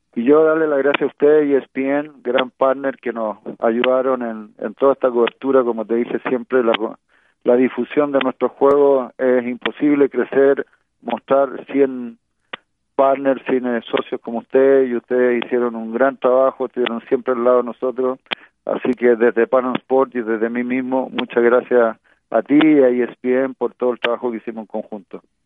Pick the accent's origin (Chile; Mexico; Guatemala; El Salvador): Chile